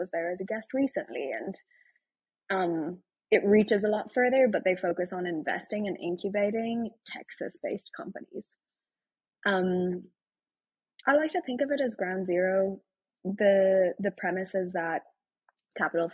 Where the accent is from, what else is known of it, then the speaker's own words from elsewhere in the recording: Ireland; accent: Irish; moved away as an adult; now in Austin, United States; I'm Irish from Ireland